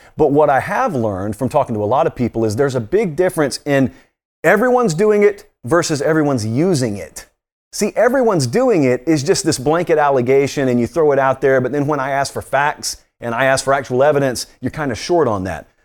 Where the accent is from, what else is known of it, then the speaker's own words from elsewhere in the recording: Georgia, United States; I grew up in Georgia